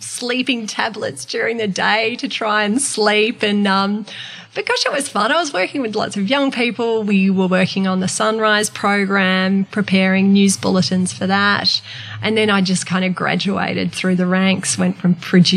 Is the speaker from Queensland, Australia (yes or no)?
no; Sydney, New South Wales, Australia; And I was from Sydney.